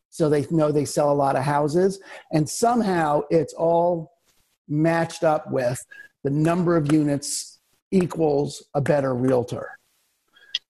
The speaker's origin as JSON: {"language": "English", "region": "New York", "country": "United States", "also_born_or_lived": "Albuquerque", "moved": "as an adult", "lives_now": "Seattle, United States", "said": "I'm originally from New York"}